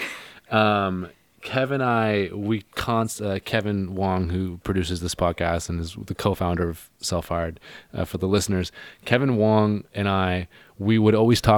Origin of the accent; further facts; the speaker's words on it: Gulf Islands, Vancouver Island, British Columbia, Canada; I'm from the Gulf Islands, Vancouver Island